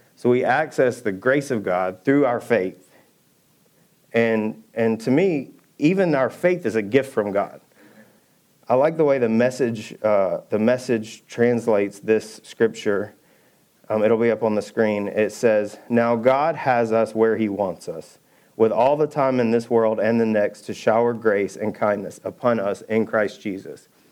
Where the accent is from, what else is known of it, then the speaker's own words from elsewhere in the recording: Georgia, United States; also born or lived in Birmingham; now in Texas, United States; I'm from Georgia. We just put cane poles in little ponds